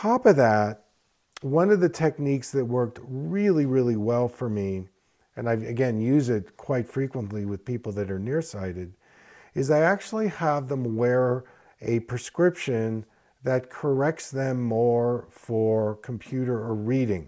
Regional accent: East Coast, United States; also born or lived in Philadelphia; I grew up in the East Coast, and so I began my first practice in Philadelphia

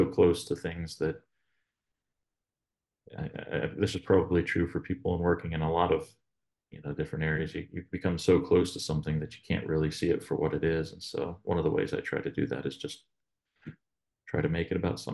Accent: the Poconos, Northeast Pennsylvania, United States; now in Northern West Virginia, United States; I'm from Northeast PA, and originally up in the Poconos, but not very far from Allentown

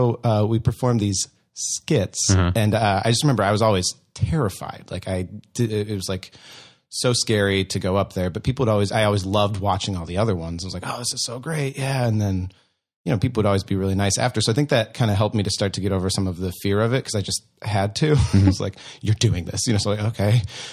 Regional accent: Iowa, United States; I am from Iowa.

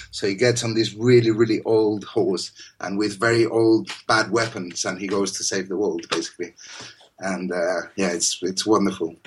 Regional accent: Spain; moved away; I'm from Spain, and obviously we have all these uh, Islamic influence

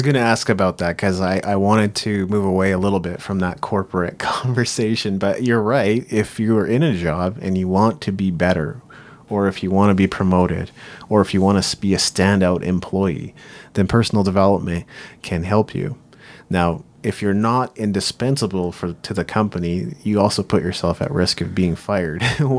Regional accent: Japan; now in Canada; And I grew up in Japan, but as I came back to Canada, I just didn't really feel like I made quite as many friends and didn't feel like I belong.

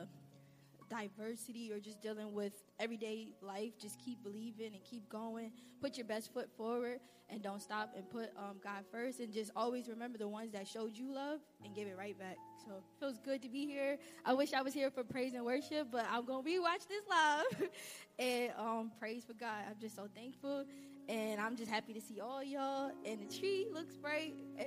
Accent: New York, United States; moved away as an adult; now in Virginia, United States; New York is always my home state

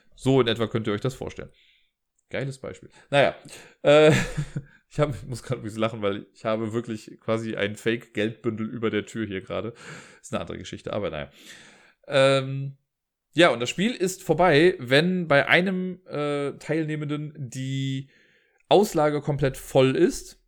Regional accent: Cologne, North Rhine-Westphalia, Germany; accent: Kölsch; mit meinem Kölschen Akzent

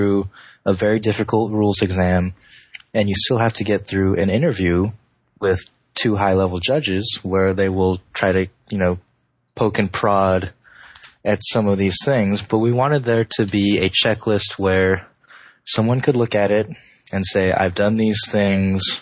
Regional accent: Davis, California, United States; my hometown of Davis

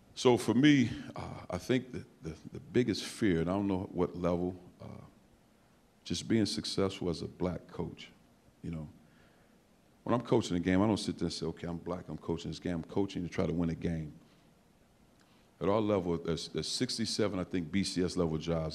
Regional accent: East St. Louis, Illinois, United States; moved away; I'm from East St. Louis

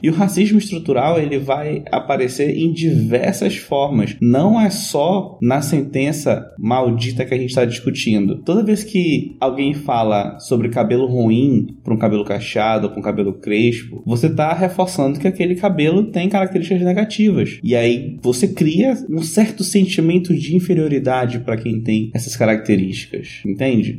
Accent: Amazon, North Region, Brazil; Para minha região, região norte, eu sou amazônida

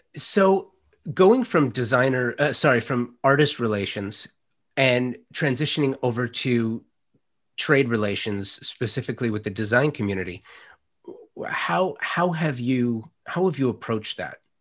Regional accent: Los Angeles, California, United States; I'm a native Angelino. I grew up in the San Fernando Valley in Los Angeles in the late '70s, early '80s.

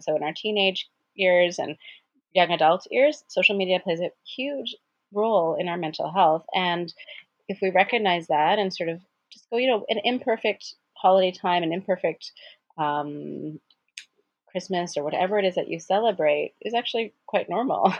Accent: Edmonton, Alberta, Canada; moved away; I'm from Edmonton originally, and so a lot of my friends live there

